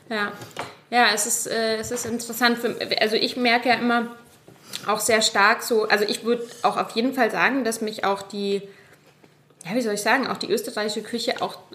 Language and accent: German; Munich, Bavaria, Germany; weil ich komme ja aus München ursprünglich, das heißt, bin sehr mit Bier aufgewachsen